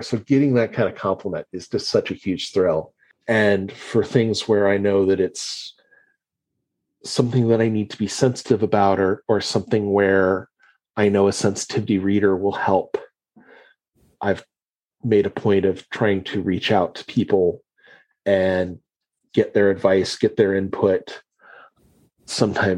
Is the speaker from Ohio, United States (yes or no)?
yes; Ohio, United States; I grew up in Ohio, mostly. I moved around a little bit because of my dad's job